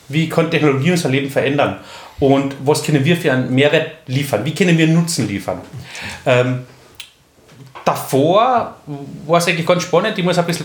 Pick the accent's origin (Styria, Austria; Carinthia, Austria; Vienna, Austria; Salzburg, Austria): Carinthia, Austria; Köstenberg; ich bin 39 Jahre alt, gebürtiger Kärntner, komme aus Köstenberg, wenn das wer kennt, wunderschöne Gegend in Kärnten.